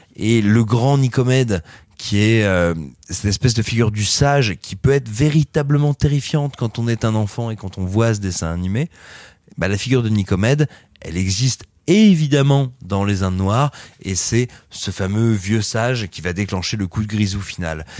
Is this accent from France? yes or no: yes; France; chez nous, en France